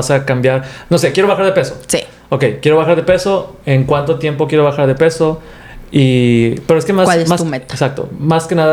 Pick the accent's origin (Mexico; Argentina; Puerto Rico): Mexico; nosotros que somos latinos, que somos mexicanos